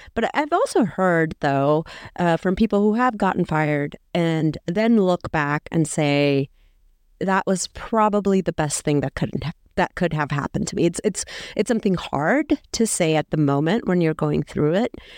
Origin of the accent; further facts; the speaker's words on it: El Salvador; someone from my home country